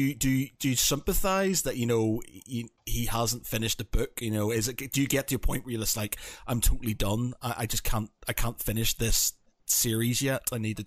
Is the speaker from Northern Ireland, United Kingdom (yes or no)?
yes; Northern Ireland, United Kingdom; So I'm from Northern Ireland